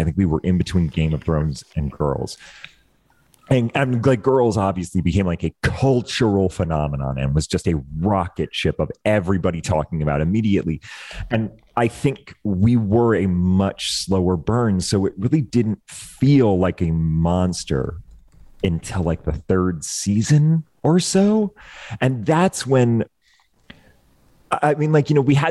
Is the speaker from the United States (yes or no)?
yes; Maine, United States; moved away; my whole family is still out there. My sister, my brother, their kids, and my parents, aunts and uncles, they're all still out there